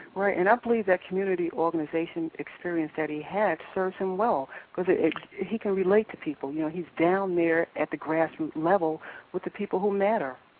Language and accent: English; New York, United States; also born or lived in California; now in Durham, United States; I was born and raised in New York, and when I moved here